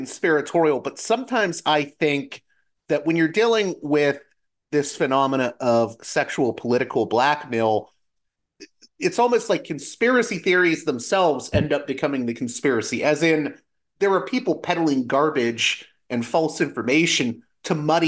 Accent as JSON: {"language": "English", "town": "Pittsburgh", "region": "Pennsylvania", "country": "United States", "moved": "yes", "said": "I'm from Pittsburgh originally, so Pennsylvania."}